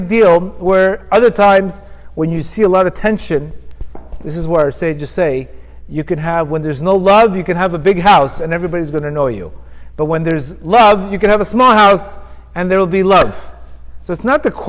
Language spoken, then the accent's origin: English; Miami Beach, Florida, United States; I grew up with him in Miami Beach